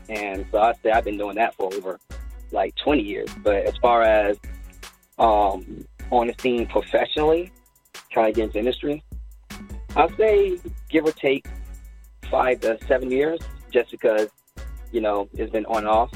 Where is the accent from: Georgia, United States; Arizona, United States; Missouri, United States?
Georgia, United States; Alpharetta; I'm an artist from Alpharetta, Georgia